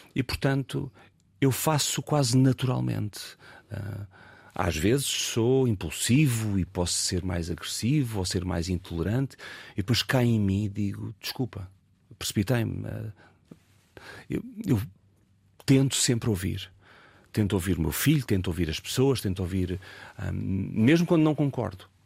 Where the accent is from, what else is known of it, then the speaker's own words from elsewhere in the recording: Algarve, Portugal; moved away as an adult; now in Lisbon, Portugal; eu ter vivido a minha adolescência toda no Algarve